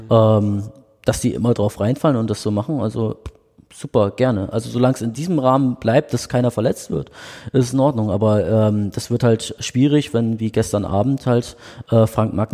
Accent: Bremen, Germany; now in Dresden, Germany; ich bin ja in Bremen groß geworden

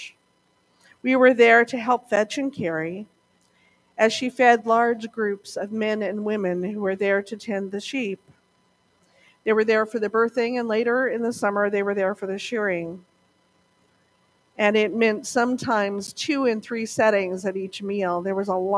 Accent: Montana, United States; when I was growing up in Montana

